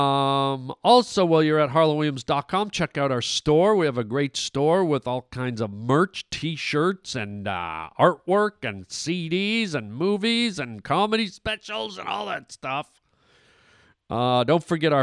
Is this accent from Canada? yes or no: yes; Canada; moved away; I was born and raised in Canada, so those are my country people, my original country people